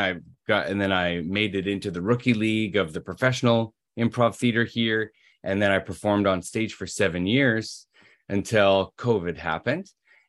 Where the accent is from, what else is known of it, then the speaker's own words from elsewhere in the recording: Toronto, Ontario, Canada; In Toronto.